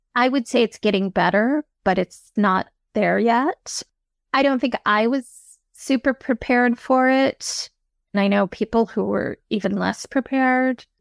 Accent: Midland, Michigan, United States; I grew up in Midland, Michigan, which is the headquarters of the Dow Chemical Company.

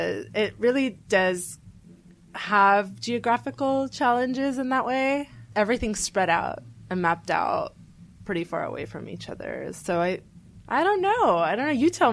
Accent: Burbank, California, United States; also born or lived in Glendale / Canoga Park / New York / Chicago; I'm from the valley. Okay. I was born in Burbank and went to school in Burbank and Glendale and in the San Fernando Valley also. I also went to school in the valley in Clueless Valley in Canoga Park.

